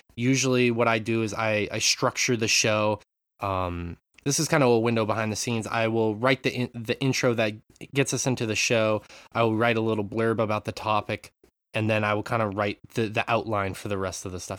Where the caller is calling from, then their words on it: Japan; I'm calling in from Japan